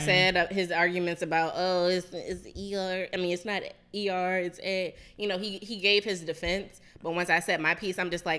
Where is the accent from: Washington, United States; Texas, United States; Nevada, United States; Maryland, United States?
Maryland, United States; Baltimore; I'm from here. I'm from Baltimore.